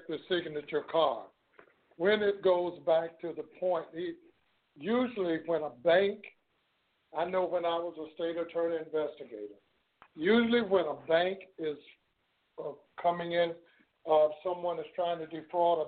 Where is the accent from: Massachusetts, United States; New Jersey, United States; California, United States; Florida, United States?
Florida, United States; my hometown down here in Florida